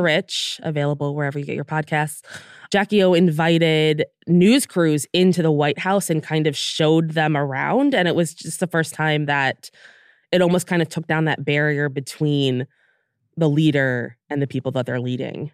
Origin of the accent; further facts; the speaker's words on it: United States; we're from the United States